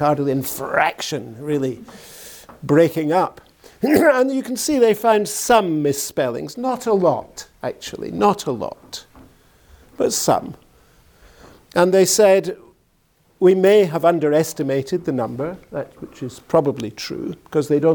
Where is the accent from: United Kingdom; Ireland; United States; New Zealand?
United Kingdom; Glasgow, Scotland; I come from Glasgow. And in Glasgow, this is the way people speak.